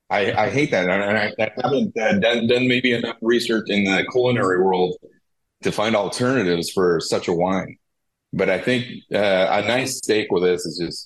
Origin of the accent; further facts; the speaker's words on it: California, United States; They actually are owners and operators from California, which is great for me as a Californian.